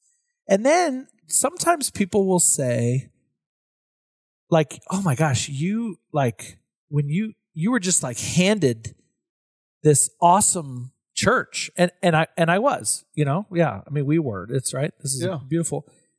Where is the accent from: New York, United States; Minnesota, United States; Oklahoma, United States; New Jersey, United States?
Oklahoma, United States; I'm from Oklahoma.